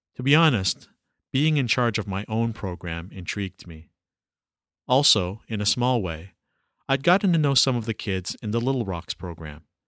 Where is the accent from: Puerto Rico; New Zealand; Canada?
Canada; Toronto, Ontario; I was born in Toronto in the seventies and raised and educated here. For most of my life, I lived in Scarborough, a suburb of Toronto